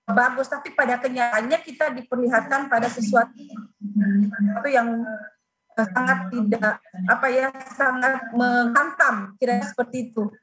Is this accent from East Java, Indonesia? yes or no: no; South Sulawesi, Indonesia; Saya sebagai warga Sulsel